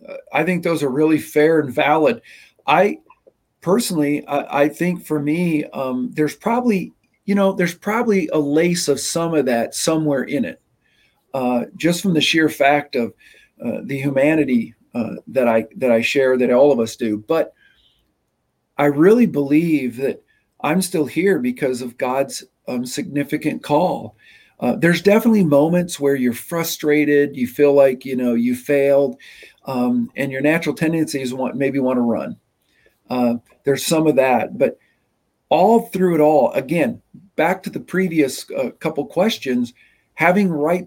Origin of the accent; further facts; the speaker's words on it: Nebraska, United States; also born or lived in Michigan; I was born in Michigan. I moved to Nebraska when I was 5, and I'd already lived in 4 different parsonages.